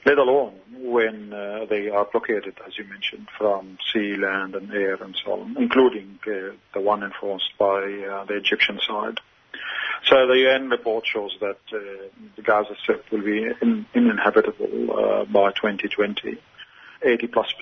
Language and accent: English; Australia; as an Australian